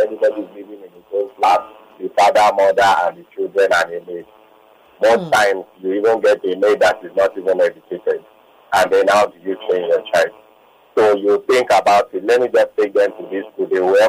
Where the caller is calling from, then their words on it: Lagos, Nigeria; I'm calling from VI.